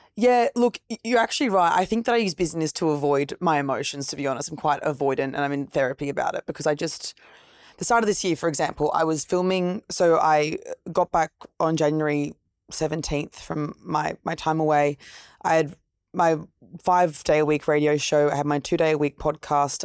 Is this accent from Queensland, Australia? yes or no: yes; Gold Coast, Queensland, Australia; also born or lived in Brisbane; now in Sydney, Australia; New South Wales, but I grew up at the Gold Coast.